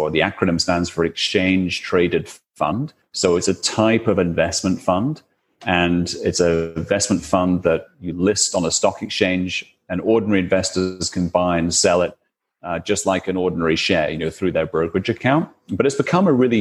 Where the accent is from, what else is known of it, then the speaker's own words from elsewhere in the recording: United Kingdom; probably you can tell from my accent, but I'm from the UK